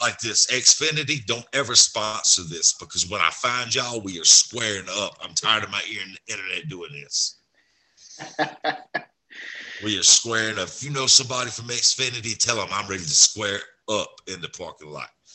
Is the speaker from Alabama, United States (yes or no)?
yes; Alabama, United States; I grew up in Alabama